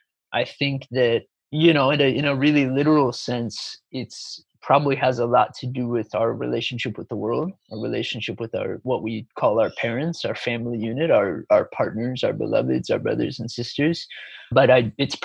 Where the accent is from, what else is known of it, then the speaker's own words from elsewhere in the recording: United States; moved away as an adult; also born or lived in Chicago, Illinois / Sedona, Arizona; now in Gold Coast, Australia; I was born and raised in Chicago, but I grew up in mystical Sedona, Arizona, and spent a lot of time in the desert of Arizona.